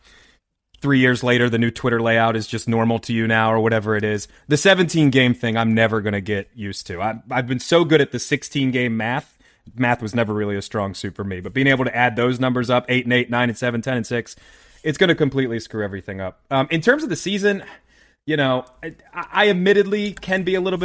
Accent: Baltimore area, Maryland, United States; So we're all originally from Maryland. We're all from the Baltimore area

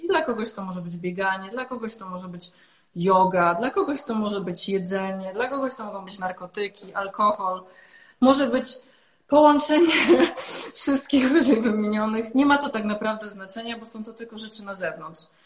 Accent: Silesian Voivodeship, Poland; jestem ze Śląska

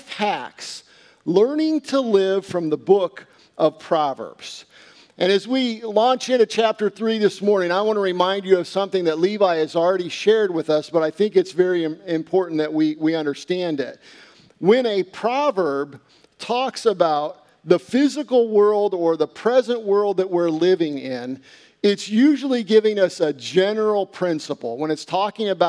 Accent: United States; I am also an American citizen

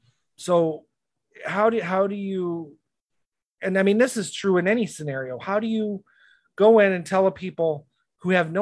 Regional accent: United States; as an American

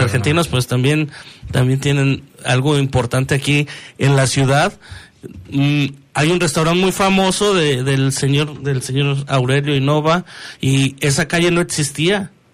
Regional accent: León, Guanajuato, Mexico; soy leonés, amo León, o sea, amo mi ciudad

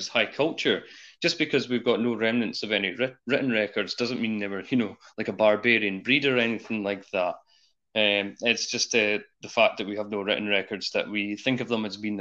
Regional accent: Scotland, United Kingdom

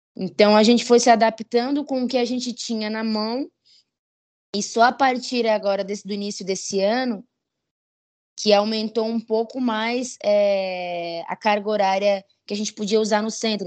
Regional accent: Criciúma, Santa Catarina, Brazil; also born or lived in Jaguaretama, Ceará; now in São Paulo, Brazil; Eu fui criada no, em Criciúma, Santa Catarina, né? Fui alfabetizada. Minha vida foi em, em Santa Catarina.

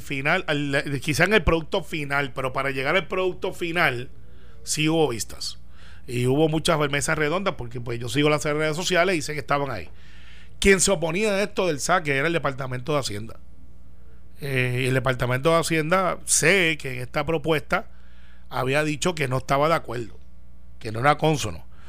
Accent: Guaynabo, Puerto Rico; Guaynabo, que es mi pueblo

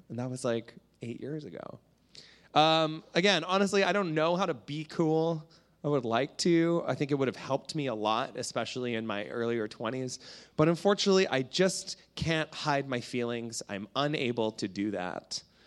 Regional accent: Canada; I'm from Canada

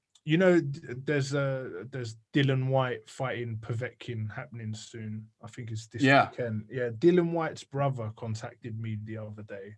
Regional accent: London, United Kingdom; I was born and raised in London, Islington, and I lived right basically next door to the Arsenal Football Club stadium

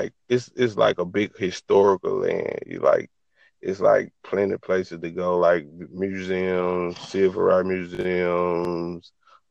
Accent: Anchorage, Alaska, United States; Well, I was born in Anchorage, Alaska

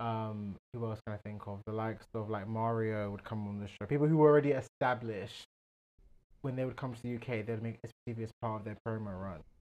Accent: Nigeria; a Nigerian man

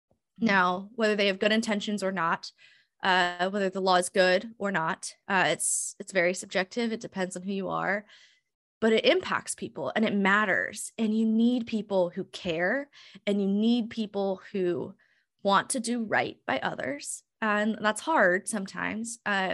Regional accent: Hawaii, United States; worked with schools in the South and in the Midwest, which very different than what I grew up in Hawaii.

